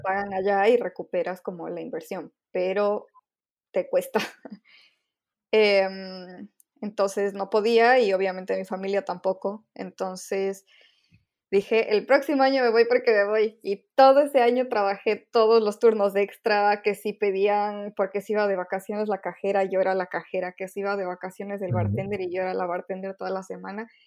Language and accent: Spanish; Quito, Pichincha, Ecuador; moved away as an adult; now in Valencia, Spain; nací, crecí, viví toda mi vida en Ecuador, en Quito, y ahora a partir del, del máster en diseño e ilustración en Valencia, eh, estoy viviendo en Valencia, en España.